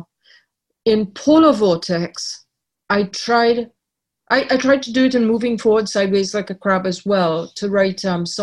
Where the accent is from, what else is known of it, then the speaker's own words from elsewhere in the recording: Trinidad & Tobago; also born or lived in Ireland; now in Canada; I was born in Ireland. I grew up in Trinidad, but when I took out Canadian citizenship, I lost my Trinidadian citizenship.